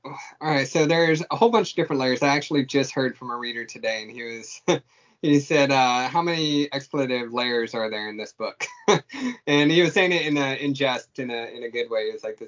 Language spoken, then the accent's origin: English; California, United States; born there; but I was born in March Air Force Base over in near Riverside.